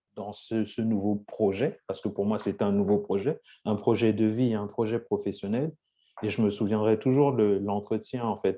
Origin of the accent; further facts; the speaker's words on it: Lyon, Auvergne-Rhône-Alpes, France; moved away as an adult; also born or lived in Saint-Étienne / England; j'ai grandi à Lyon